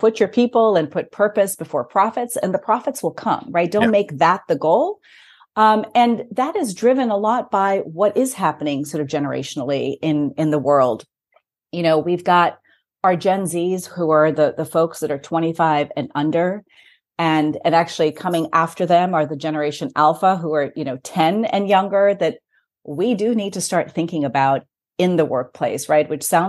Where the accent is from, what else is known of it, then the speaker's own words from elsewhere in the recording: Lagos, Nigeria; also born or lived in Bombay, India / Kent, England / Greece / United States; I was born in Bombay, India. I grew up in Lagos, Nigeria. I went to school in England, in Kent, actually, in near Tunbridge Wells.